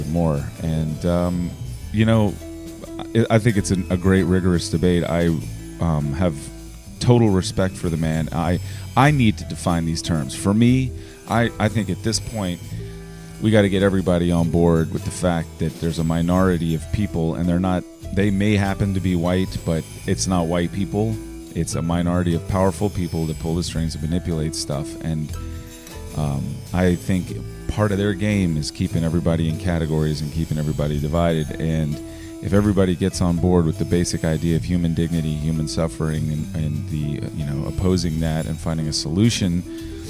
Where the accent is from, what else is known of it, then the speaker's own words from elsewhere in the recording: Richmond, Virginia, United States; I grew up in Churchill. I still live in Churchill. I now live in Union Hill, which is in the northern part of Churchill.